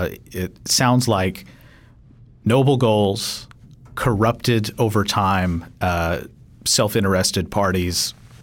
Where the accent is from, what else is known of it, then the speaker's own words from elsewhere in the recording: Kentucky, United States; I'm from Kentucky.